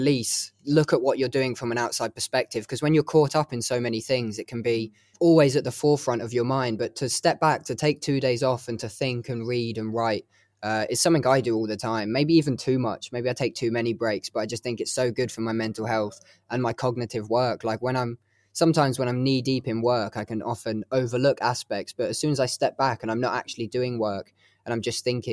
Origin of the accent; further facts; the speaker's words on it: Hertfordshire, East of England, United Kingdom; moved away as an adult; now in Leeds, United Kingdom; I'm actually from Hertfordshire, which is, you know, just above London. I moved to Leeds for uni and then stuck to it like glue.